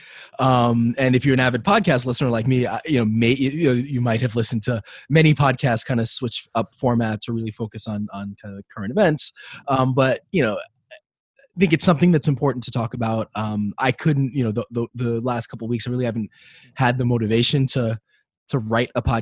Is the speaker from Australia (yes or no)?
no; New York City, New York, United States; also born or lived in Manhattan; I grew up in Brooklyn until I was in middle school. Then I moved to Manhattan